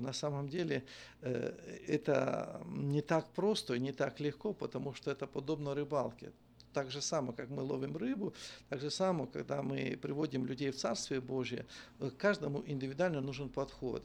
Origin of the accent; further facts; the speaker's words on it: Ternopil Oblast, Ukraine; moved away as an adult; now in Volgograd, Russia; я родился на Украине, есть город такой Тернополь, в Тернопольской области, село Иванковцы